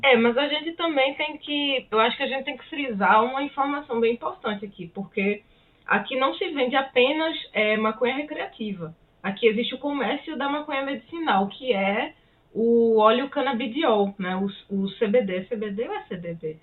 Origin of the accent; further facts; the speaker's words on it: Brazil; moved away as an adult; now in Canada; de onde nós viemos, assim, no é, Brasil